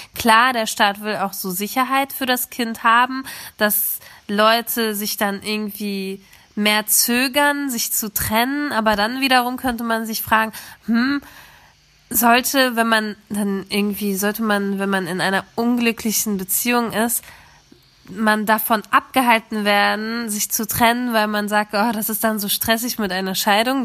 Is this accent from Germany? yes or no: yes; Germany; ich bin zwar in Deutschland geboren